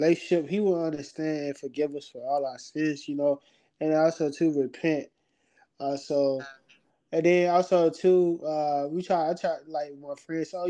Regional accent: Augusta, Georgia, United States; moved away as an adult; now in Lima, United States; I'm from Augusta, born and raised. Been there all my life.

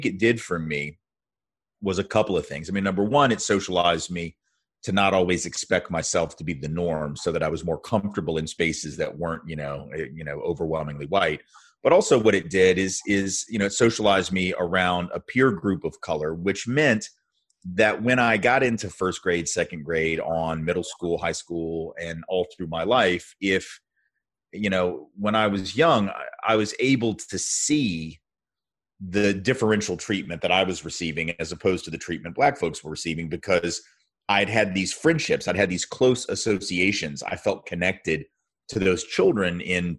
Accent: Nashville, Tennessee, United States; I grew up in Nashville, Tennessee, which is where I live again now and have for the last 24 years

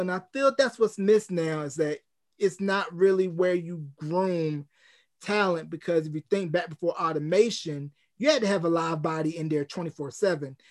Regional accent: North Carolina, United States; my hometown of, uh, Gadsden, North Carolina

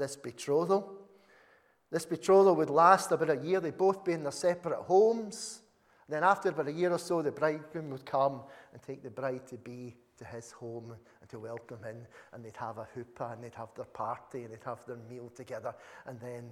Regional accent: Uddingston, Scotland, United Kingdom; you say, "Uddingston." And they just look at you blankly. And you can either say, "Well, we're just near Glasgow,"

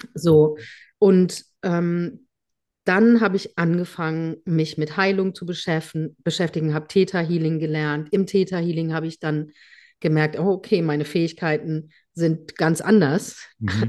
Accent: Germany; hier bei uns in Deutschland

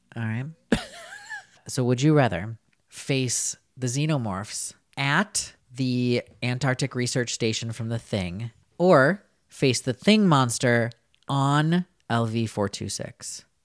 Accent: Winona, Minnesota, United States; I am from Winona, Minnesota

